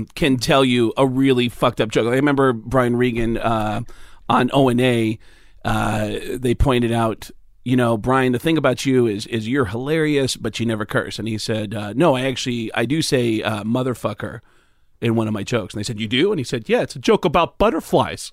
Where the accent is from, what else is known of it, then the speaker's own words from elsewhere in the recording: Mount Vernon, New York, United States; I grew up in New York, outside the Bronx in Mount Vernon